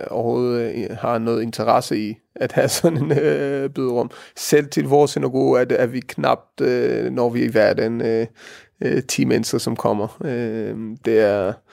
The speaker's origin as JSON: {"language": "Danish", "country": "Denmark", "said": "Vi har til fælles, at vi er danskere og vi er jøder."}